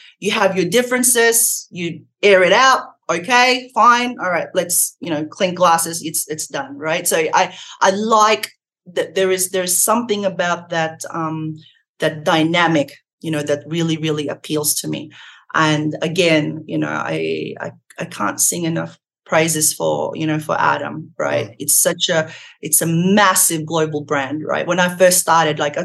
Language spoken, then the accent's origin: English; Australia; moved away